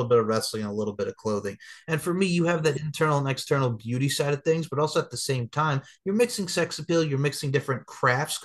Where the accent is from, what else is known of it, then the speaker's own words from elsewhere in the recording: Long Island, New York, United States; As a kid growing up on Long Island, New York